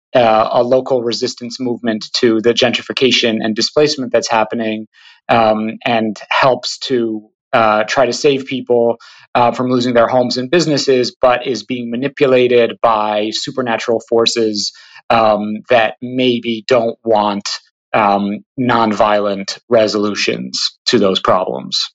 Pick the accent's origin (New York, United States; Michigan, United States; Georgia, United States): New York, United States; Hudson; moved away as an adult; now in New York City, United States; I'm actually calling from Hudson, New York, um, where I grew up.